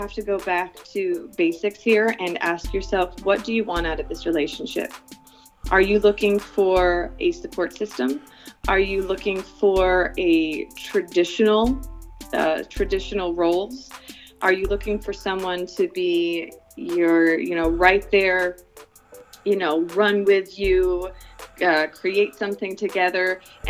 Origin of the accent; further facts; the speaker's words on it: Philippines; I am an American. I have an American passport. I grew up in the Philippines. I have a Filipina heart, and God knows I have a Filipina stomach.